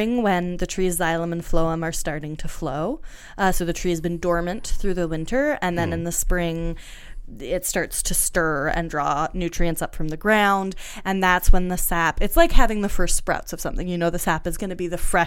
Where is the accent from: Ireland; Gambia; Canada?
Canada; moved away; also born or lived in United States; as a Canadian who lived for a decade in the United States